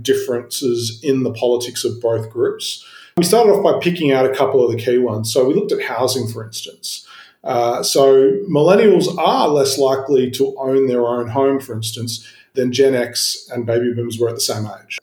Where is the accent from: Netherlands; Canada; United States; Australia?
Australia; Sydney, New South Wales; I grew up in Sydney, like you, in the outer suburbs